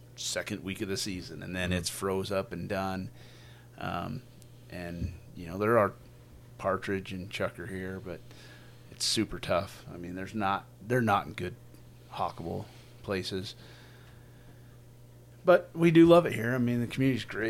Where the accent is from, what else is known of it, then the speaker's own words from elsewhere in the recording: Utah, United States; I grew up in Utah County